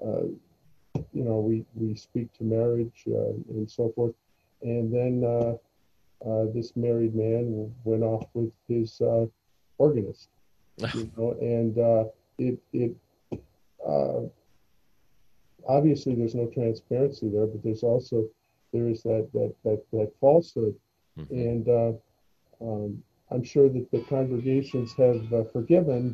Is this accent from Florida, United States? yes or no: no; Detroit, Michigan, United States; When I was a little kid growing up in Detroit